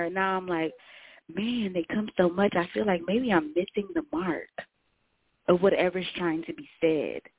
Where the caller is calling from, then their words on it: Dallas, Texas, United States; I'm calling in from Dallas, Texas.